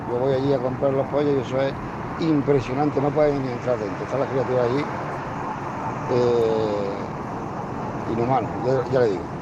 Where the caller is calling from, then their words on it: Málaga, Andalusia, Spain; llamo desde Málaga.